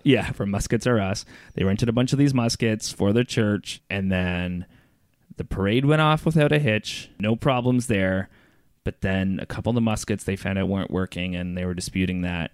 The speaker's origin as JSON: {"language": "English", "town": "Brockville", "region": "Ontario", "country": "Canada", "tie": "born or raised there", "moved": "yes", "said": "my hometown, Brockville"}